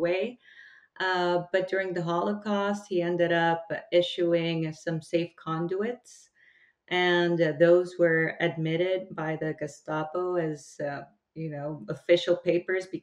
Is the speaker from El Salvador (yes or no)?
yes; El Salvador; I come from El Salvador